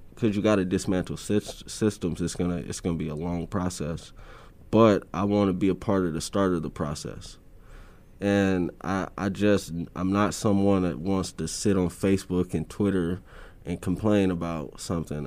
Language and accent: English; Omaha, Nebraska, United States; growing up in North Omaha for, for my generation was just rough